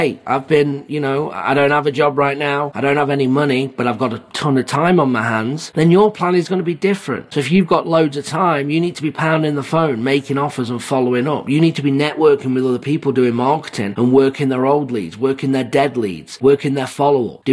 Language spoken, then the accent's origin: English; England, United Kingdom; also born or lived in Phoenix / Jacksonville, Florida; now in United States; I'm from England